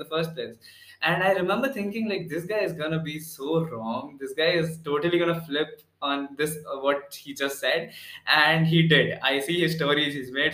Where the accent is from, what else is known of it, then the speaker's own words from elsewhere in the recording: Pune, Maharashtra, India; I'm from Pune